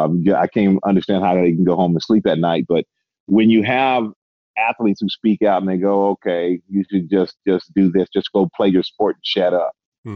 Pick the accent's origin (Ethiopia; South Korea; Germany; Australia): Germany; But though I grew up in Germany, man.